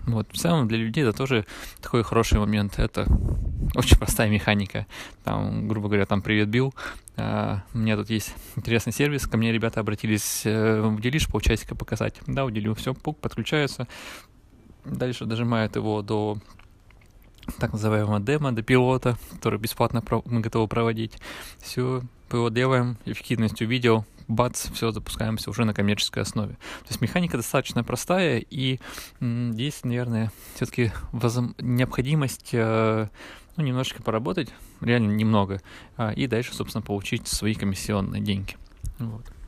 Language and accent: Russian; Yekaterinburg, Sverdlovsk Oblast, Russia; Я из Екатеринбурга